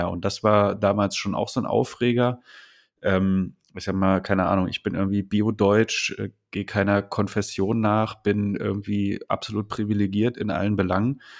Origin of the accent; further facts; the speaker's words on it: Berlin, Germany; ich bin irgendwie in Berlin aufgewachsen, irgendwie in der Schule.